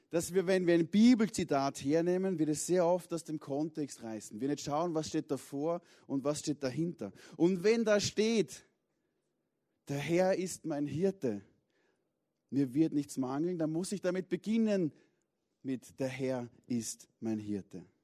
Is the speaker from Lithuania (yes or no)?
no; Vienna, Austria; Das passiert als Wiener auf der Südostangenten im Stau doch relativ häufig.